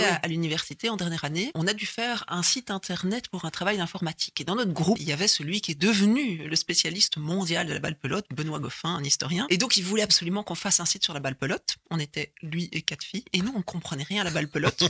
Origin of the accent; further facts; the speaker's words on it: Basècles / Bassilly, Hainaut, Wallonia, Belgium; also born or lived in Ath; now in Brussels, Belgium; Je suis originaire du Hainaut mais du centre. Donc je suis né à Hatt. Ah et j'ai grandi euh, à Bassili.